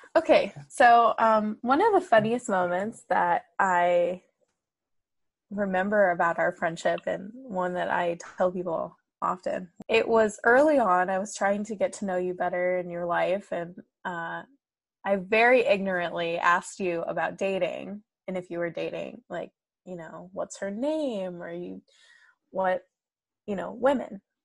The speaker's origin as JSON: {"language": "English", "country": "United States", "tie": "born or raised there", "said": "I was raised in the US, but my mom did instill a sense of pride and, and respect in Iranian culture."}